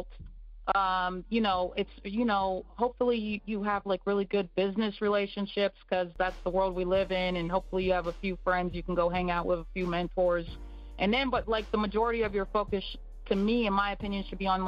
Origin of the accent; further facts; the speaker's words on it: United States; in America. So, you know, I grew up there in the Disney tween phase